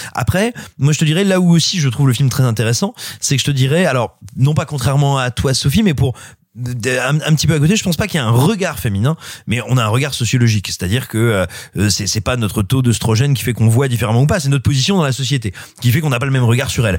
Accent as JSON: {"language": "French", "country": "France", "said": "chez nous en France"}